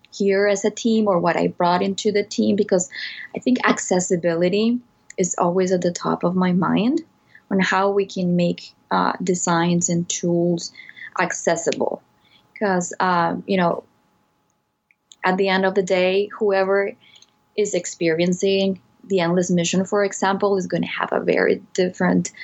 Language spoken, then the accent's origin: English; Colombia; moved away; I was born and raised in Colombia